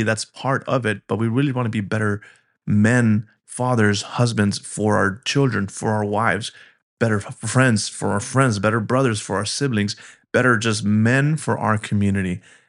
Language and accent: English; Colorado, United States; You know, I'm from Colorado originally. And while I have moved around in my younger years, I didn't expect that to be something that was happening in this season of life.